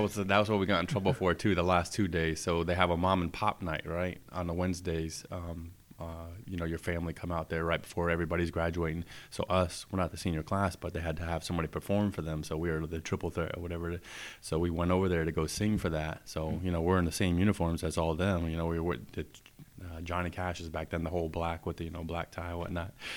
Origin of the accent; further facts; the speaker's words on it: Tampa, Florida, United States; moved away as an adult; growing up in Tampa